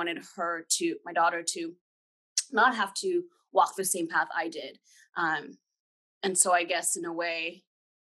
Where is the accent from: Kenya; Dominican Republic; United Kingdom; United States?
Kenya; moved away; I'm actually full-blood Kenyan. I was born in Kenya.